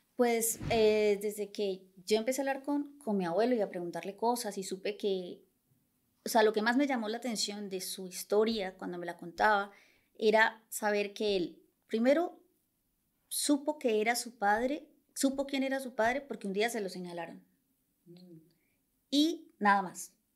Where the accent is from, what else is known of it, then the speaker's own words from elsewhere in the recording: Bucaramanga, Santander, Colombia; moved away as an adult; also born or lived in Bogotá, Colombia; now in Barcelona, Spain; en Colombia soy de Bucaramanga